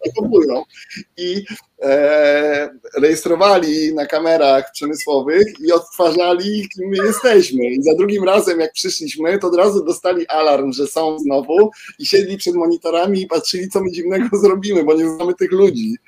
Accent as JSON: {"language": "Polish", "town": "Nysa", "region": "Opole Voivodeship", "country": "Poland", "tie": "born or raised there", "moved": "as an adult", "said": "ja jestem z Nysy i tak, to jest moje rodzinne tak, miasto, ale wyjechałem"}